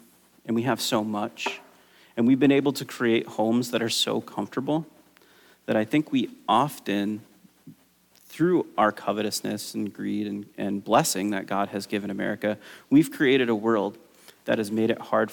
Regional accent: United States; as an American

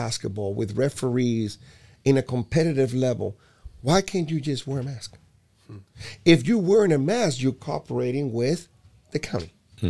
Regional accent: Puerto Rico; I'm from Puerto Rico, so what the heck? if I'm from Puerto Rico, I could even vote, you know.

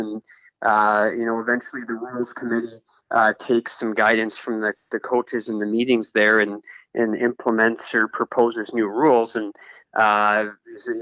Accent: Fargo, North Dakota, United States; I was born and raised in Fargo, went to Fargo South High School, graduated from there

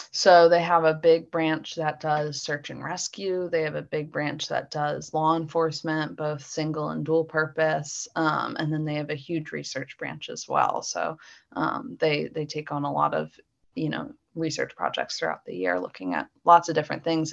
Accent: Philadelphia, Pennsylvania, United States; now in Mechanicsburg, United States; I grew up in the suburbs of Philly

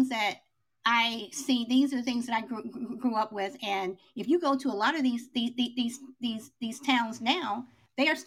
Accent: Chicago, Illinois, United States; I grew up in Chicago

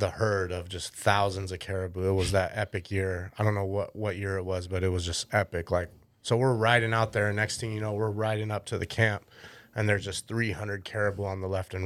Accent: Alaska, United States; I grew up in Alaska, always fishing.

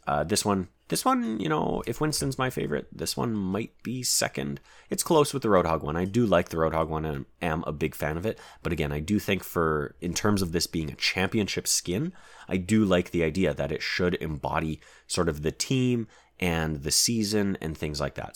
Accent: Canada

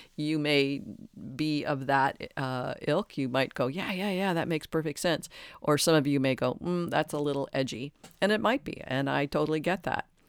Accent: Detroit, Michigan, United States; I was raised in Detroit in a large Catholic family

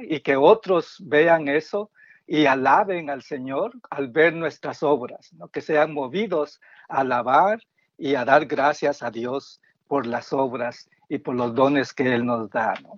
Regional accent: Guatemala; now in Silver Spring, United States; vivo en Silver Spring, Maryland, y soy originario de Guatemala

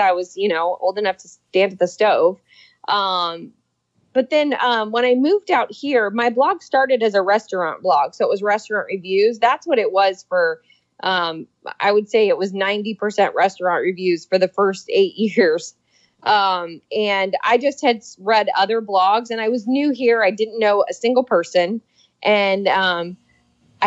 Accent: Iowa, United States; moved away as an adult; now in Cincinnati, United States; I'm from Iowa.

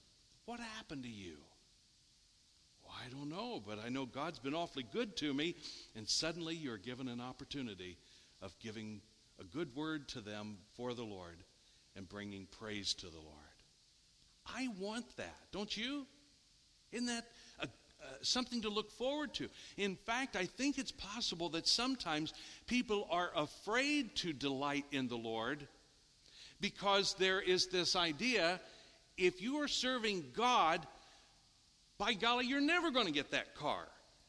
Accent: Richwood, United States; Todd, I'm from Richwood. This doesn't happen to anybody from Richwood.

